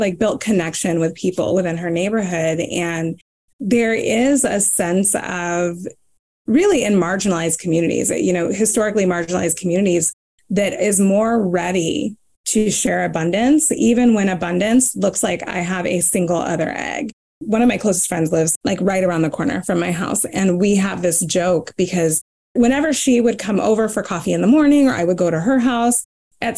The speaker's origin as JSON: {"language": "English", "region": "the Bible Belt", "country": "United States", "tie": "born or raised there", "said": "I was raised in the Bible Belt"}